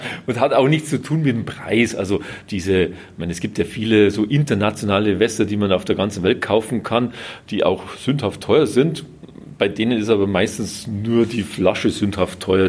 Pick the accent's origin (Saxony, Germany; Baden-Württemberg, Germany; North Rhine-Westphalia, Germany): Baden-Württemberg, Germany; bei uns in Süddeutschland, also gerade in Baden-Württemberg